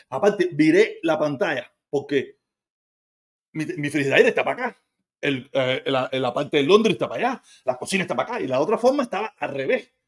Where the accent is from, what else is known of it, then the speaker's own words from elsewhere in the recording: Cuba; Yo soy cubano, viví en Cuba, soy expreso político, tengo parte de mi familia allá.